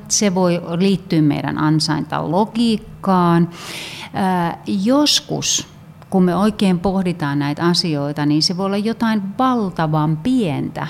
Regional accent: Finland; me ollaan, ollaan Suomesta, me ollaan suomalaisia.

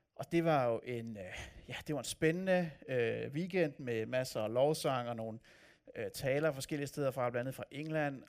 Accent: north of Copenhagen, Capital Region of Denmark, Denmark; now in Odense, Denmark; Jeg voksede op nord for København, og opfatter mig selv som københavner

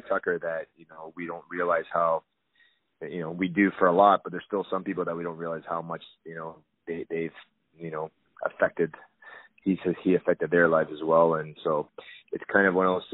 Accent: Toronto, Ontario, Canada; being a Toronto kid, I grew up in Scarborough

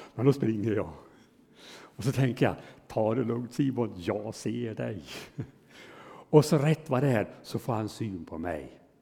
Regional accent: Hudiksvall, Gävleborg County, Sweden; hemma i Hudiksvall där jag är född och uppväxt i församlingen där

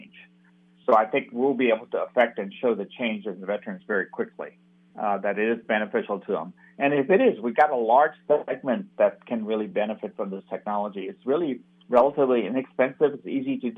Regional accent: Jacksonville, Florida, United States; also born or lived in India / Stanford, California; my growing up here in this North Florida region. So I'm an immigrant. I was born in India. I came over when I was 11 years old

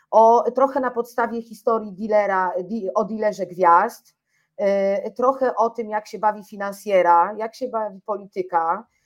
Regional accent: Warsaw, Masovian Voivodeship, Poland; bo ja sama wychowałam się na Ursynowie, to była taka dzielnica, jest taka dzielnica, gdzie rzeczywiście tych narkotyków zawsze było więcej niż gdzie indziej

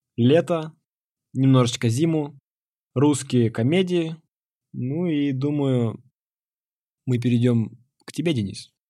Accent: Nakhodka, Primorsky Krai, Russia; moved away as an adult; now in Saint Petersburg, Russia; Я родом из Города находка. Очень красивый город, э, у моря

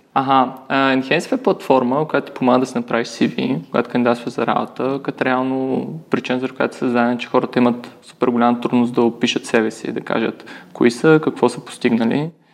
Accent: Varna, Varna Province, Bulgaria; also born or lived in Sofia / Germany; аз съм от Варна

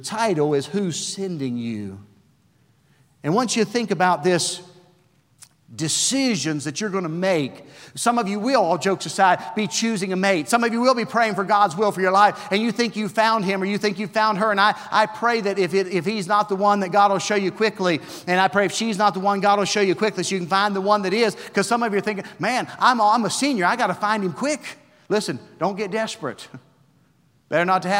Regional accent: West Virginia, United States; now in Gray, United States; I'm a redneck from West Virginia

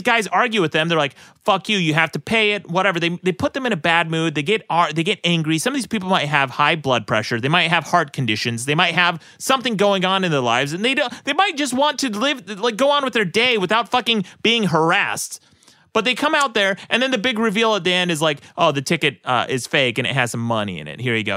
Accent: Utah, United States; moved away; also born or lived in Los Angeles; people I grew up with in Utah

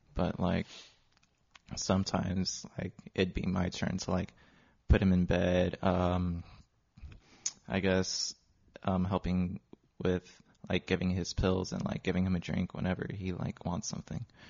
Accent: Long Beach, California, United States; born and raised in Long Beach my whole life

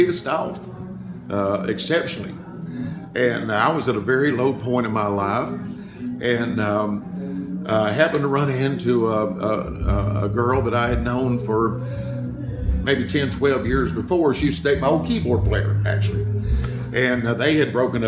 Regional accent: Chattanooga, Tennessee, United States; I bought this big house there in my hometown of Chattanooga

